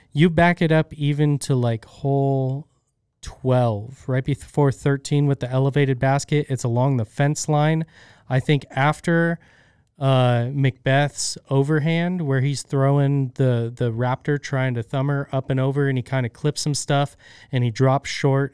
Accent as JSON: {"language": "English", "country": "United States", "said": "We're American"}